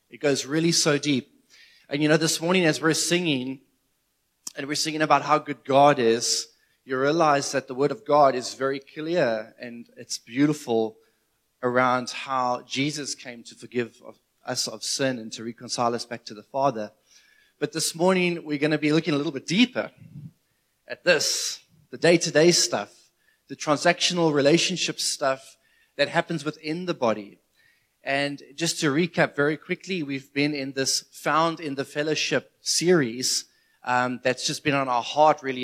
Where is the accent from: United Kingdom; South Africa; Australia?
South Africa; as a South African